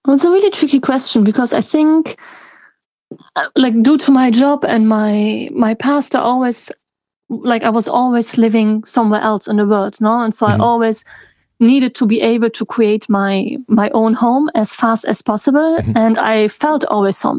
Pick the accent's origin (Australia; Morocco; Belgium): Belgium; the German speaking part, Wallonia; I'm from Belgium, the German speaking part